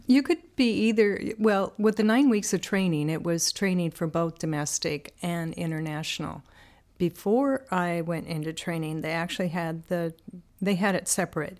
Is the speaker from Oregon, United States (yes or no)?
yes; Banks, Oregon, United States; I am originally from Oregon. Grew up in a little farmland community called Banks